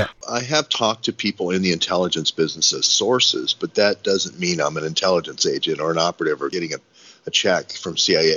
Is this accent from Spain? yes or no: no; Cleveland, Ohio, United States; born there; I was born in Cleveland, Ohio, not Tel Aviv.